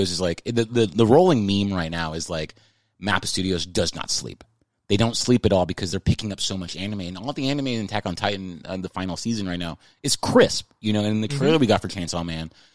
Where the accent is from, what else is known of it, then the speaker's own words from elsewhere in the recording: San Antonio, Texas, United States; moved away as an adult; now in Los Angeles, United States; I grew up in Texas